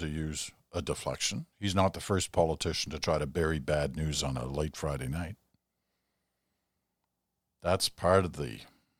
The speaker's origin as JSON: {"language": "English", "country": "United Kingdom", "tie": "born there", "said": "I was born in Britain, so I have a British passport, and I have a Canadian passport."}